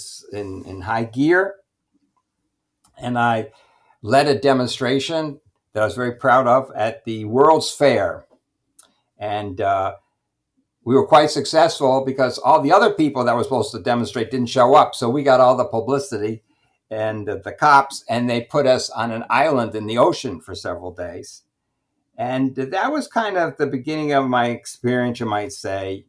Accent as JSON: {"language": "English", "town": "Glens Falls", "region": "New York", "country": "United States", "tie": "born or raised there", "moved": "yes", "said": "I began my life in upstate New York. I grew up in Glens Falls, New York."}